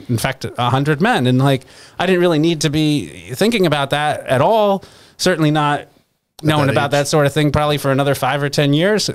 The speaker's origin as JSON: {"language": "English", "town": "New York City", "region": "New York", "country": "United States", "tie": "born or raised there", "moved": "yes", "lives_now": "Florida, United States", "said": "I grew up in New York City"}